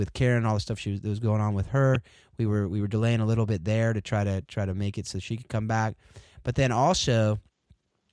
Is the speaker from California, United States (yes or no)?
yes; Southern California, United States; now in Northern California, United States; I grew up in Southern Cal